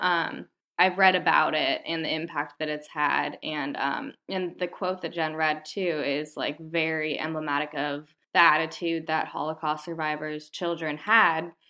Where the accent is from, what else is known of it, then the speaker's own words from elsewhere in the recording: United States; I am American